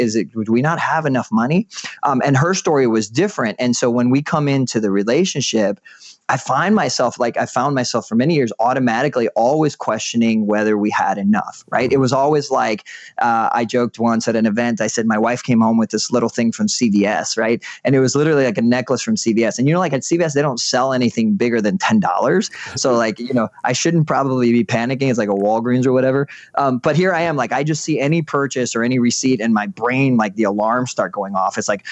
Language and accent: English; Puerto Rico; I grew up in Puerto Rico. We moved around a lot